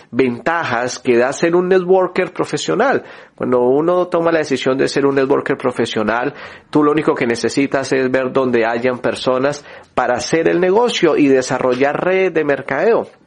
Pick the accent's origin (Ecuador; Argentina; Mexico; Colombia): Colombia; yo soy de Colombia, y pues uno tiene ese sueño de poder también salir del país.